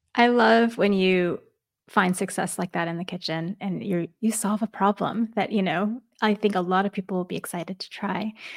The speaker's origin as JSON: {"language": "English", "region": "New York", "country": "United States", "tie": "born or raised there", "moved": "yes", "said": "I grew up in New York"}